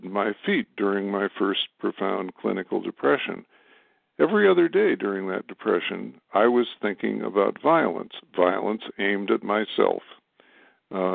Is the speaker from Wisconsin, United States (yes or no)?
yes; Madison, Wisconsin, United States; my hometown of Madison, Wisconsin